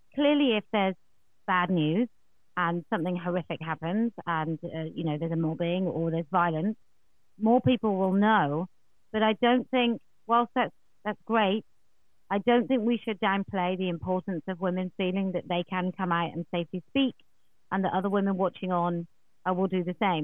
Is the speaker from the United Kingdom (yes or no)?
yes; England, United Kingdom; as a an English woman